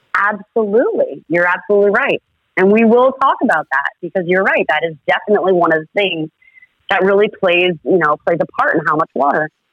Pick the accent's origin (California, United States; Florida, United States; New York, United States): Florida, United States; I was born and raised in Florida